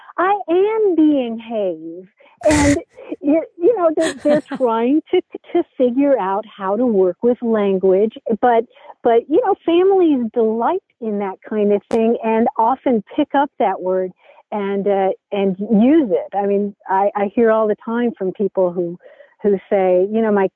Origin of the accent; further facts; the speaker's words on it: Kentucky, United States; I grew up in Kentucky